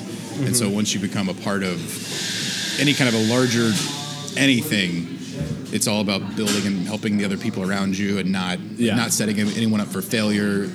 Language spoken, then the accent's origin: English; Charlotte, North Carolina, United States; moved away as an adult; now in Madison, United States; From Charlotte, North Carolina originally. I moved here 7 years ago to go to grad school for library studies